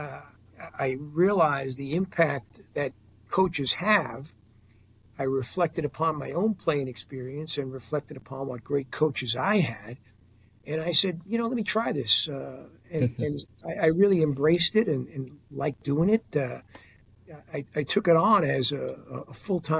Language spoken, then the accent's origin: English; New York City, New York, United States; a kid growing up in Queens, New York